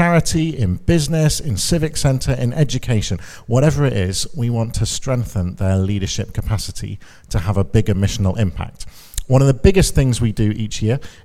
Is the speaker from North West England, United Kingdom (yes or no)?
yes; Chorley, North West England, United Kingdom; moved away as an adult; now in London, United Kingdom; I'm a Lancashire lad. I grew up in Chorley, just up the M61, so I was there for the first 18 years, proper Chorley.